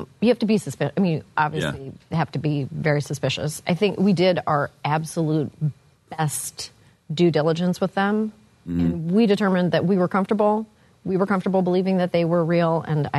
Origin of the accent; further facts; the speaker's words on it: Canada; I'm from Canada, you guys.